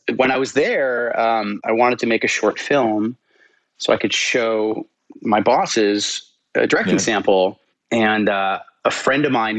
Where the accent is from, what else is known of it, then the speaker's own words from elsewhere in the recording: New York, United States; But I grew up in New York with two parents who worked on Wall Street